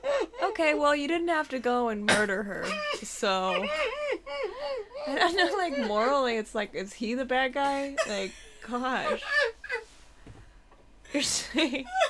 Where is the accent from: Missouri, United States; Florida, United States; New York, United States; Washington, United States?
Washington, United States; Issaquah; moved away as an adult; also born or lived in Seattle / Tacoma; I grew up in like Issaquah area. And then I went to school down in Tacoma. And then lived in Seattle for a bit. Then moved here.